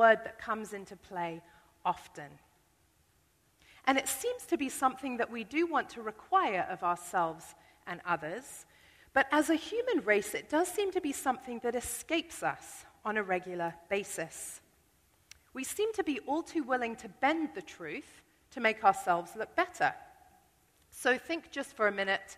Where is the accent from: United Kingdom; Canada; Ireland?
United Kingdom; I'm British